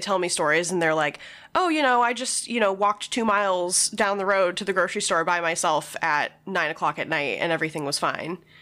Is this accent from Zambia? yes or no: no; Albuquerque, New Mexico, United States; I am from Albuquerque